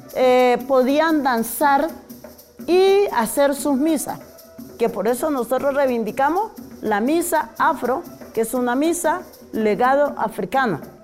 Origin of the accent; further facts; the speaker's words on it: Cali, Valle del Cauca, Colombia; moved away as an adult; also born or lived in Suárez, Cauca; now in Bogotá, Colombia; nací en Suárez, Cauca, eh, me crié en Cali